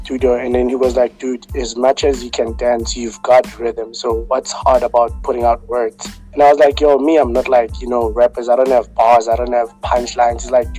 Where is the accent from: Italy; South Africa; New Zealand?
South Africa; Johannesburg, Gauteng; also born or lived in West Rand; is a kid from Alexandra. For those who actually know me, know which I grew up in Alexandra before I moved in the West End.